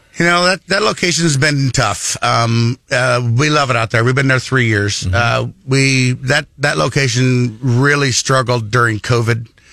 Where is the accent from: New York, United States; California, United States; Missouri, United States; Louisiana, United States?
Missouri, United States; also born or lived in northern Iowa; I was born in northern Iowa. Uh, orphaned as a young child, um, went through a few foster homes, ended up moving here to Missouri when I was nine years old with an uncle